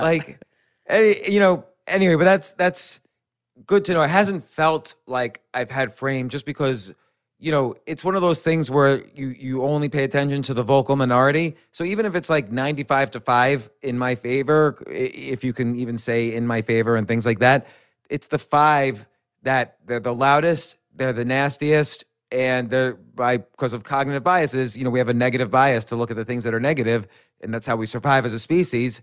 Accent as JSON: {"language": "English", "town": "New York City", "region": "New York", "country": "United States", "tie": "born or raised there", "said": "I was born in Manhattan, raised right around Manhattan, and I've been in Manhattan and New York City my entire adult life"}